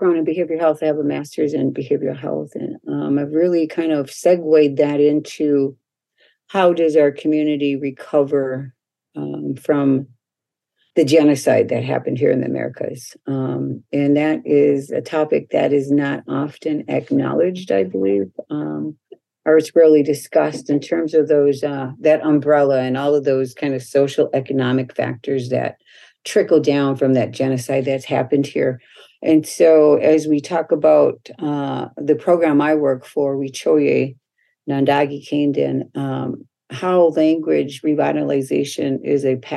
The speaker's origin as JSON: {"language": "English", "town": "Minneapolis", "region": "Minnesota", "country": "United States", "tie": "born or raised there", "said": "I grew up here in the Minneapolis area, South Minneapolis"}